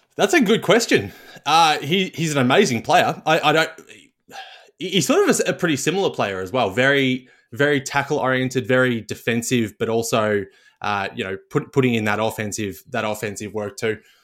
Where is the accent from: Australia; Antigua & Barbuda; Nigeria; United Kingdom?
Australia; Melbourne, Victoria; grew up in Southeast Melbourne